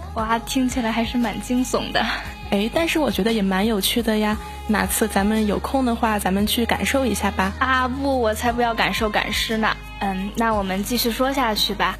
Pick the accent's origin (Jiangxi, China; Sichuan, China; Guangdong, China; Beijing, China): Beijing, China; 因为我也是北京的嘛